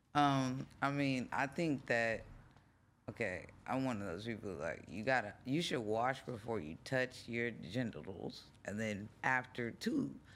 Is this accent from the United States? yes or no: yes; Los Angeles, California, United States; also born or lived in Minneapolis, Minnesota / New York; I grew up in Venice.